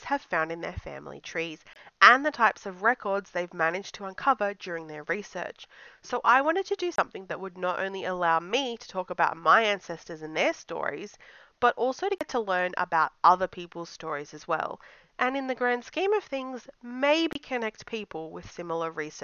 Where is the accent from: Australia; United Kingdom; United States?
Australia; I'm a blogger from Australia